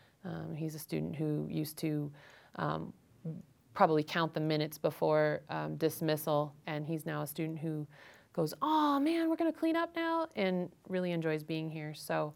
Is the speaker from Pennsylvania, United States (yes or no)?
no; Ohio, United States; I don't know how to speak Spanish. I've never heard Spanish in my life. And I came from Ohio.